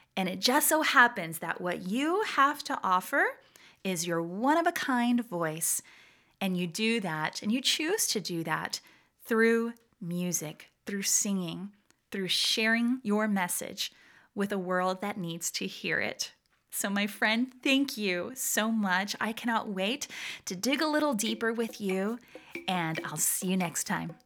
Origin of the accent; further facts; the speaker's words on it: Atlanta, Georgia, United States; accent: deep Southern; moved away as an adult; also born or lived in San Juan, Puerto Rico; now in Virginia, United States; My family moved to Atlanta, Georgia when I was a baby, so I affectionately consider myself a Georgia Rican